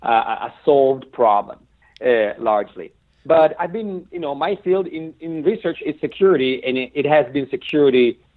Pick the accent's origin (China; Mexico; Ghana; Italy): Italy; moved away as an adult; now in Santa Barbara, United States; I'm Italian. I was born and raised in Italy. I moved in 97 to UC Santa Barbara for a brief postdoc. Okay. 20 years later, I'm still there.